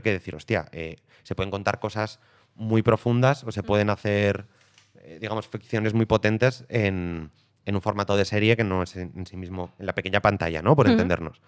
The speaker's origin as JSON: {"language": "Spanish", "region": "Aragon", "country": "Spain", "moved": "yes", "lives_now": "Madrid, Spain", "said": "aragonés expatriado en Madrid"}